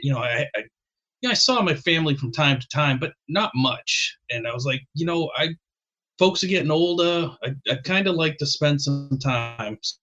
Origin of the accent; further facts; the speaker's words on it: Boston, Massachusetts, United States; I grew up in Boston